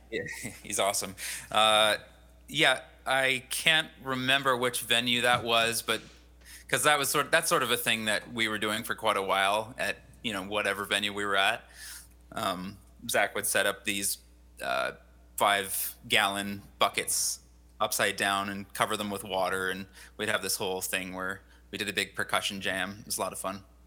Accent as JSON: {"language": "English", "town": "Abbotsford", "region": "British Columbia", "country": "Canada", "tie": "born or raised there", "moved": "as an adult", "lives_now": "Kelowna, Canada", "said": "I grew up in Abbotsford mostly"}